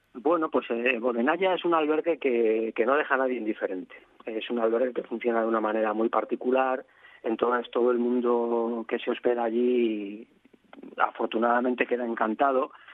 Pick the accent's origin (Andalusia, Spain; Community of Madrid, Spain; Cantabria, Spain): Community of Madrid, Spain; Madrid; moved away as an adult; now in Asturias, Spain; una persona de ciudad como yo, yo soy de Madrid, a, trasladarme a un, pueblo de 50 habitantes en Asturias